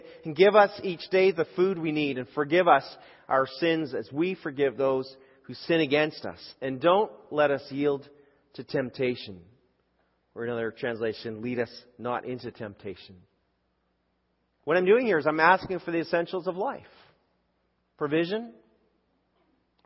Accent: Canada; I grew up in Canada and I grew up in a public school

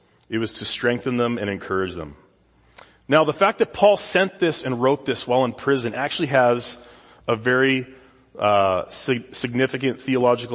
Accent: Saskatoon, Saskatchewan, Canada; moved away as an adult; now in California, United States; This is the South Saskatchewan River in my hometown in Saskatoon

